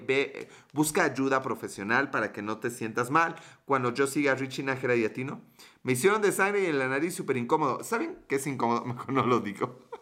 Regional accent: Mexico; somos mexicanos

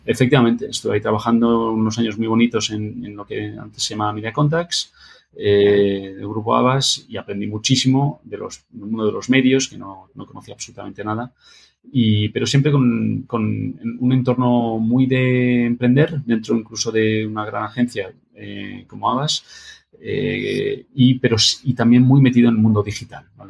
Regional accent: Madrid, Community of Madrid, Spain; also born or lived in Barcelona / Boston / Sweden; yo nací en Barcelona, pero siempre he vivido en Madrid

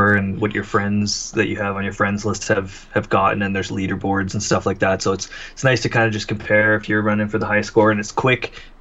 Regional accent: Canada; I'm Canadian

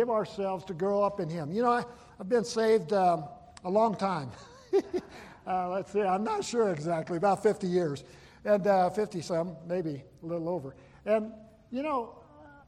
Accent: Buffalo, Wyoming, United States; I grew up in Wyoming, grew up in Buffalo, and grew up on a ranch there

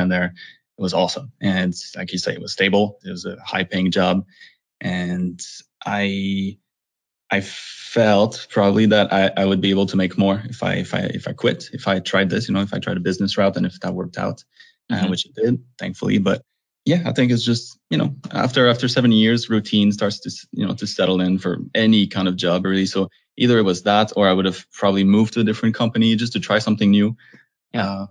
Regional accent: Montreal, Quebec, Canada; moved away as an adult; I'm originally from Montreal, Canada

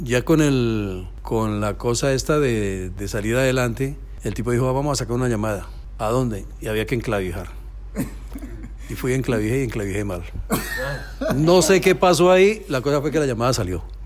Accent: Facatativá, Cundinamarca, Colombia; moved away; Empecé casualmente allá en mi pueblito en Colombia, Facatativá, se llama así el pueblito

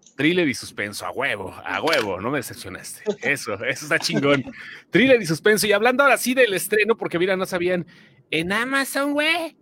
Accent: Guanajuato, Mexico; nosotros que somos de Guanajuato

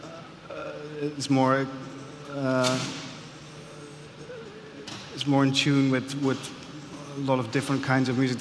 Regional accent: Amsterdam, North Holland, Netherlands; skinny white kid from Amsterdam

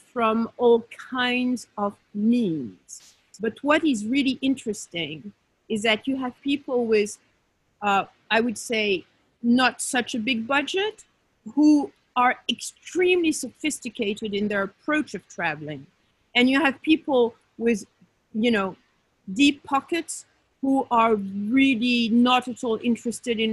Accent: Paris, Île-de-France, France; moved away as an adult; now in Marrakesh, Morocco; I'm from Paris

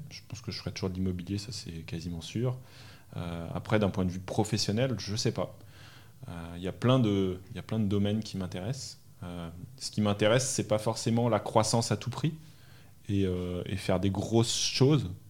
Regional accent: Normandy, France; also born or lived in Île-de-France / Belgium / Brazil; Je suis né dans le sud de la France, j'ai grandi euh, en Normandie, en région parisienne, en Belgique. J'ai passé trois ans en Belgique.

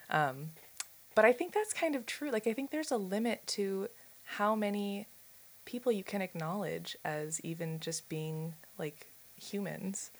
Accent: Silver Spring, Maryland, United States; now in Pittsburgh, United States; I'm from Silver Spring, Maryland, so outside of Washington D.C.

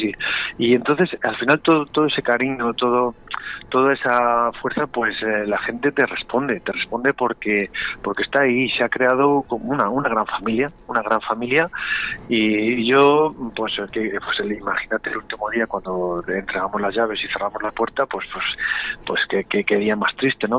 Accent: Valladolid, Castile and León, Spain; Los vallisoletanos, los pucelanos y pucelanas somos muy, muy, muy pucelanos

